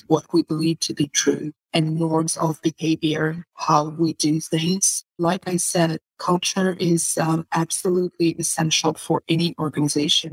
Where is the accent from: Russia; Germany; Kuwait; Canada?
Russia; I come from Russia